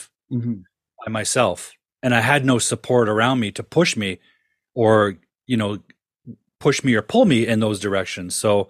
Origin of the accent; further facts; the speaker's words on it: Ontario, Canada; But, you know, growing up in Ontario in the 70s and 60s, there was no way a young kid could dream about being a filmmaker.